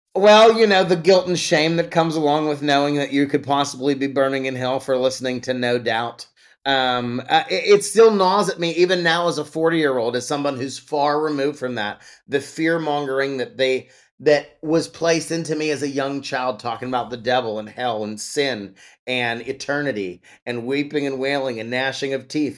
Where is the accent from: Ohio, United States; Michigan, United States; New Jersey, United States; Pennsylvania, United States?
Pennsylvania, United States; Pittsburgh; my hometown of Pittsburgh, Pennsylvania